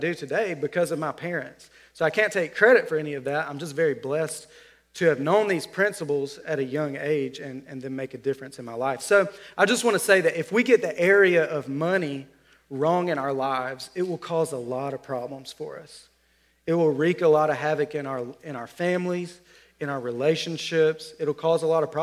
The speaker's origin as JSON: {"language": "English", "region": "Alabama", "country": "United States", "said": "I'm from Alabama"}